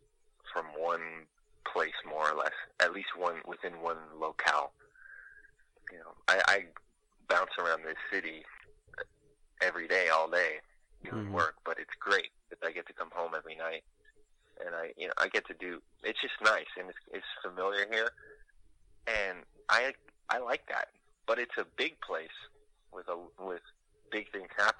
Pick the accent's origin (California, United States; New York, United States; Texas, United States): California, United States; now in Los Angeles, United States; I'm from California